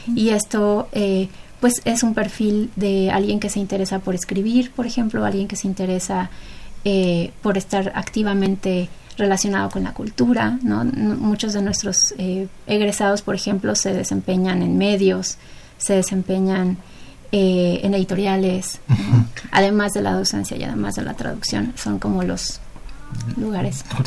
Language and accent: Spanish; Mexico; nuestra cultura mexicana como mexicanos